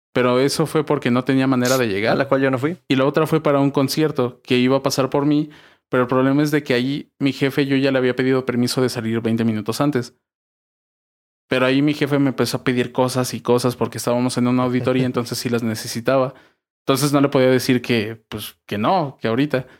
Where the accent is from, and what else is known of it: Mexico